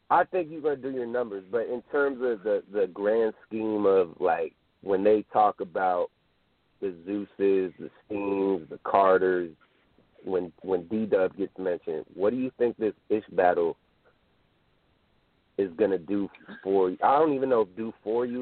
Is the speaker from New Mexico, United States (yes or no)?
no; California, United States; I'm from Cali